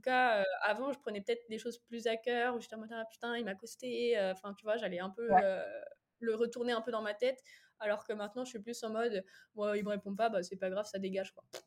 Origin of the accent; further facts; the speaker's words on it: Angers, Pays de la Loire, France; je suis d'Angers, très fière de l'être.